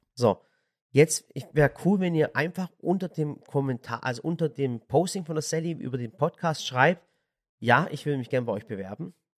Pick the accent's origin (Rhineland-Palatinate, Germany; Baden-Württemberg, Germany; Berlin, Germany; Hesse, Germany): Baden-Württemberg, Germany; Swabia; also born or lived in Sinop, Turkey (family); ich bin Schwabe